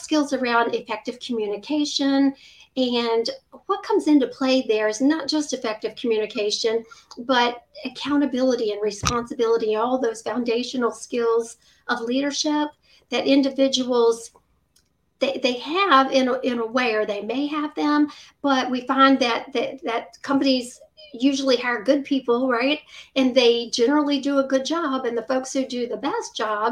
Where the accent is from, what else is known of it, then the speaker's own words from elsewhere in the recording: Virginia, United States; I've lived in Virginia all my life